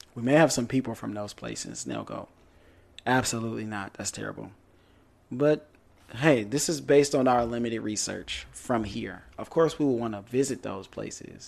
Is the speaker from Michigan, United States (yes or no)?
yes; Detroit, Michigan, United States; moved away; I'm from Detroit